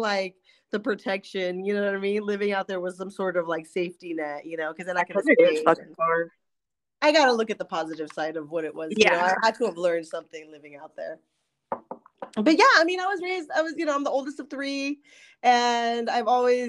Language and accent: English; Ventura County, California, United States; moved away as an adult; also born or lived in Camarillo / Newbury Park / Culver City / Valencia; now in Los Angeles, United States; I was raised out in Ventura County